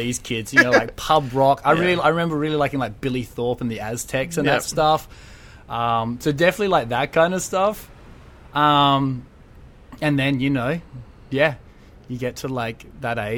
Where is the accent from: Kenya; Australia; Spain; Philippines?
Australia; Adelaide, South Australia; I grew up in Adelaide